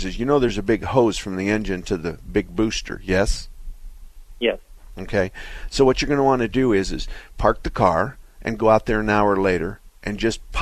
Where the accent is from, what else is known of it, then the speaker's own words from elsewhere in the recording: Arizona, United States; us Arizona people, we talk like cowboys